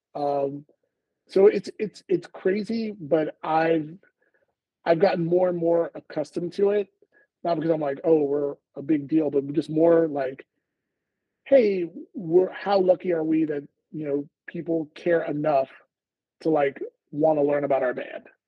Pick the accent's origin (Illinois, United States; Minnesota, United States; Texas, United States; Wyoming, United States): Texas, United States; Houston; We're both from Houston